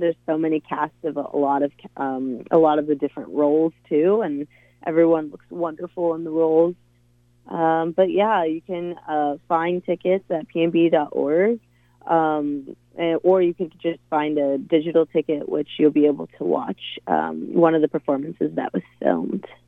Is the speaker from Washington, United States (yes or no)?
yes; Tacoma, Washington, United States; now in Seattle, United States; I'm from Tacoma, Washington, originally born and raised there.